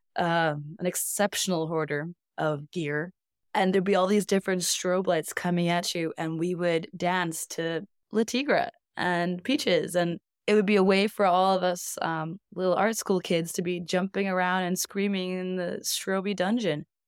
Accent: Iceland; moved away as an adult; also born or lived in Northern California, United States / Reykjavik, Iceland / Brighton, United Kingdom; I grew up in California, I'm Icelandic, but the first decade of my life was in beautiful, sunny Northern California. And my parents decided to uproot us and move us back home to Iceland when I was ten

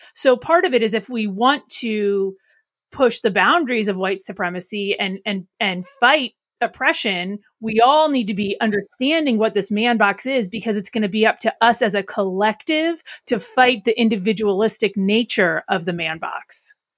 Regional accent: Arlington, Alexandria, Virginia, United States; our Arlington, Alexandria office. It's my hometown

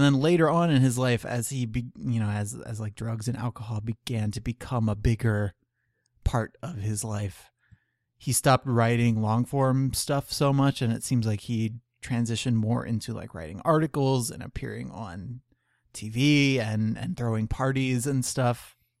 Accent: Canada; And because we're Canadian, we eventually turned that assassination into a joke in the film Bon Cop, Bad Cop.

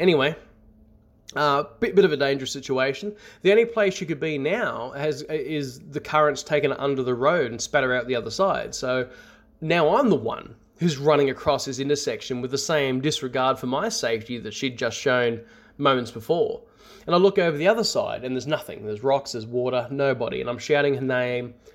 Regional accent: north of Sydney, New South Wales, Australia; I grew up in what I can only describe as a haunted house. Almost Skinwalker Ranch-ish, uh, in its variety. It's about twenty kilometers north of Sydney.

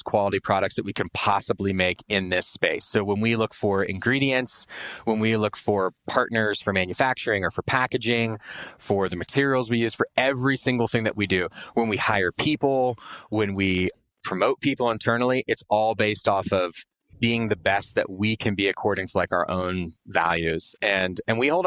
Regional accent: Austin, Texas, United States; I grew up in Austin, Texas

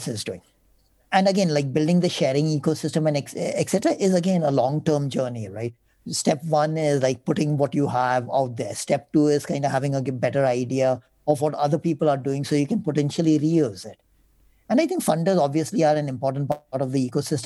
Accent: India; As Indian funders, as Indian foundations

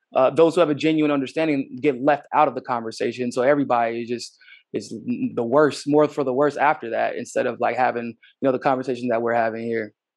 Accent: United States; as an American, uh, with my own unique experiences

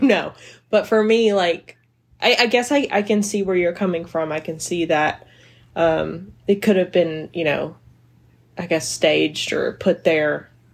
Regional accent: the South, United States; I'm from the South

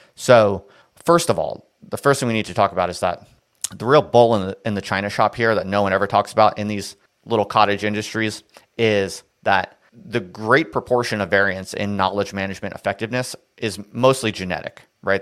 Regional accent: New Jersey, United States; moved away; I'm from New Jersey

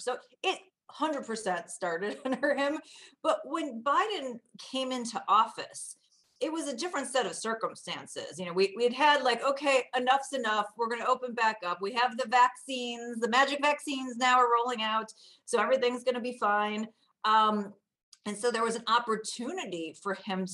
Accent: Chicago, Illinois, United States; I grew up in the north suburbs of Chicago.

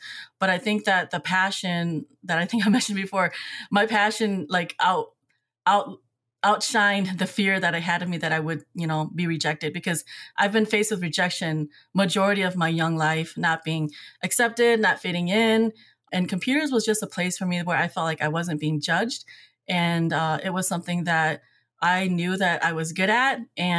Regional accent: Eau Claire, Wisconsin, United States; the racism that I felt like growing up in Eau Claire, the injustices, there was really no protection.

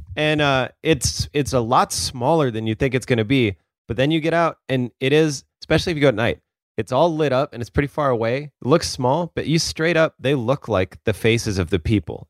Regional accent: Sioux Falls, South Dakota, United States; moved away as an adult; now in Portland, United States; I had never really lived anywhere else.

